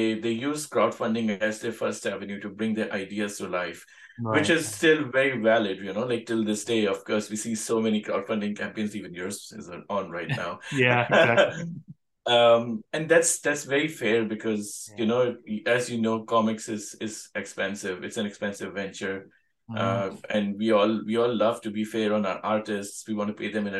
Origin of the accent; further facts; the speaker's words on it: India; now in Sydney, Australia; I grew up in India